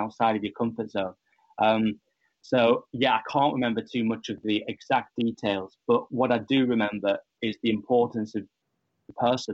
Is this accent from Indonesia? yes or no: no; Ribble Valley, near Blackburn, Lancashire, North West England, United Kingdom; I'm from the Ribble Valley, which is near Blackburn in Lancashire